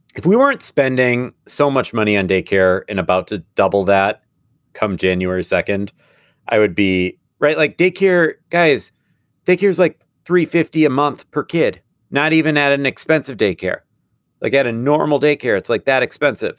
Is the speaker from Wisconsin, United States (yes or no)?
yes; Madison, Wisconsin, United States; this is my hometown team. Fort Madison